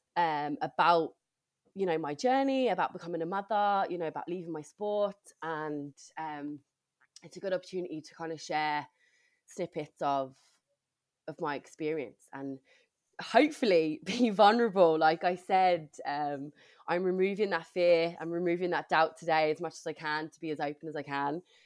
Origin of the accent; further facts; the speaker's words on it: England, United Kingdom; moved away as an adult; now in Ireland; I'm originally from England